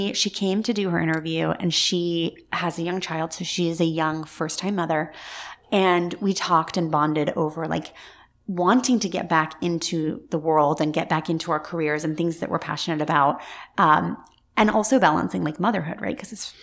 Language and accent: English; Scotland, United Kingdom; now in Central Florida, United States; I was born in Scotland and a very large part of my heart and soul still feels like it lives in Scotland. We bought a home there maybe about 4 years ago in the town that I grew up in.